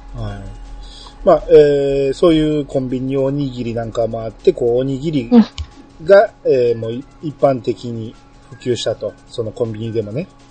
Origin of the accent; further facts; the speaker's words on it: Kansai, Japan; 僕関西人